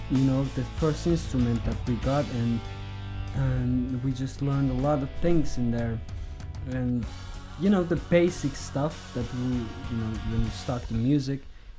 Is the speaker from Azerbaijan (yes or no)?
yes; Zagatala, Zagatala District, Azerbaijan; And I just went to my hometown, Zagatala. I was in Baku and lived there.